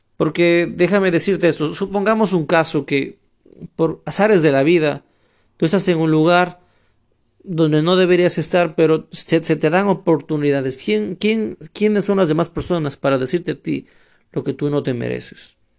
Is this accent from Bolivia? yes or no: no; Ecuador; also born or lived in Ukraine; now in Spain; soy ecuatoriano.